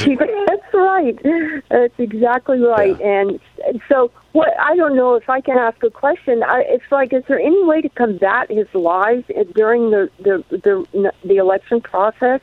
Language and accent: English; Kokomo, Indiana, United States; I grew up in Kokomo, Indiana